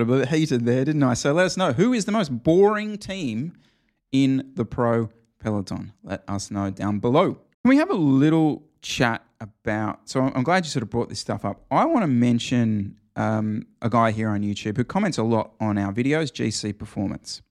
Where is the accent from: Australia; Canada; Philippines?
Australia; as an Australian